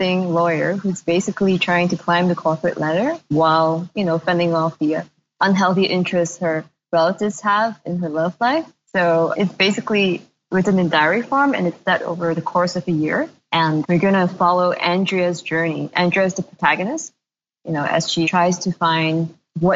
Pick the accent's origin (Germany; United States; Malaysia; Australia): Malaysia; moved away; also born or lived in Singapore; It's weird because I am from Malaysia, but I hadn't been living in Malaysia for over a decade, more than that, before I moved back.